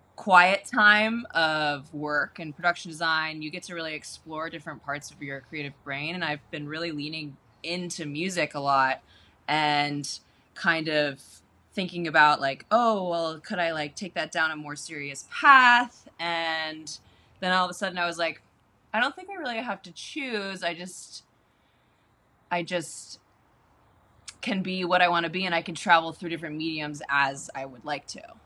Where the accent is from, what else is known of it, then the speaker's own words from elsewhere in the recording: Baltimore, Maryland, United States; I was born in Baltimore, Maryland, mm-hmm on a farm